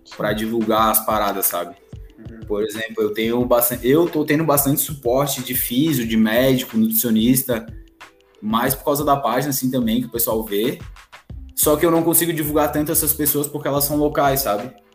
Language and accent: Portuguese; Florianópolis, Santa Catarina, Brazil; Sou de Floripa, tenho 23 anos